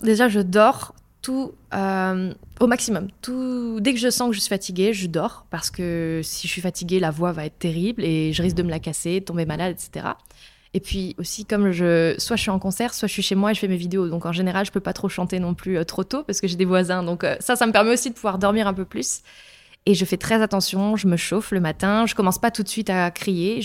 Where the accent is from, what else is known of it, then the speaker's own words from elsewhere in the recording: countryside in Meurthe-et-Moselle, near Longwy, Grand Est, France; J'ai grandi à la campagne en Meurthe-et-Moselle, près de Longwy